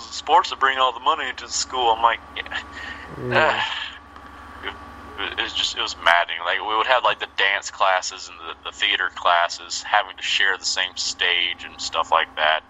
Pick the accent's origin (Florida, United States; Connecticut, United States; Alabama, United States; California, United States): Alabama, United States; moved away as an adult; also born or lived in New York City; when I was in my high school at Grissom